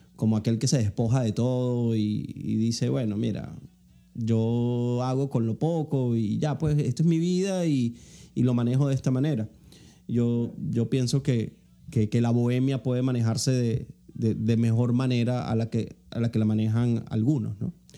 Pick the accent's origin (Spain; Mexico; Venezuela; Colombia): Venezuela; moved away as an adult; now in United States; yo salí huyendo de Venezuela